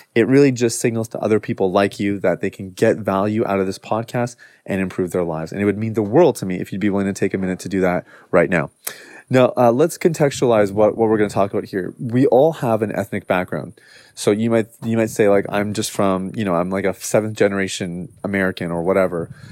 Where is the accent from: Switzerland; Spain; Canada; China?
Canada; much of our upbringing has just been Canadian